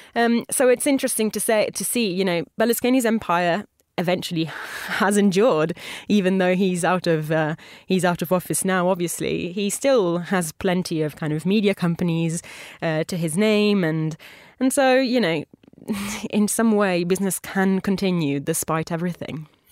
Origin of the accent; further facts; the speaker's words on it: Italy; moved away; a homage to my home country